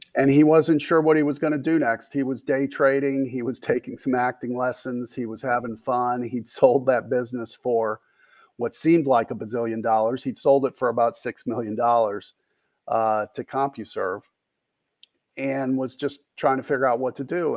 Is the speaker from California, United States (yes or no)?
no; Gary, Indiana, United States; moved away as an adult; also born or lived in Bloomington, Indiana / Charlottesville, Virginia; I grew up in Gary, Indiana